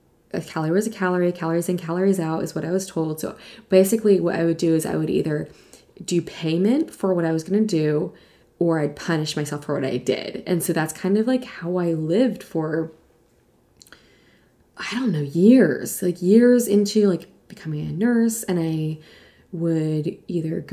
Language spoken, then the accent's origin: English; East Coast, United States; moved away as an adult; also born or lived in New York City / Virginia; now in California, United States; I grew up on the East Coast